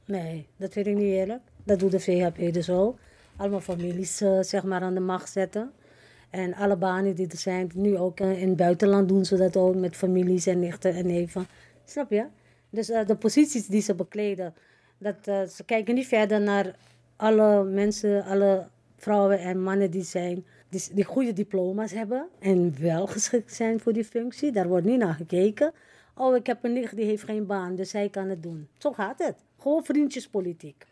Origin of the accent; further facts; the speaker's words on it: Suriname; now in Netherlands; Kijk, ik woon al 53 jaar hier in Nederland. Maar ik ben een Surinamer. Ik blijf ook een Surinamer.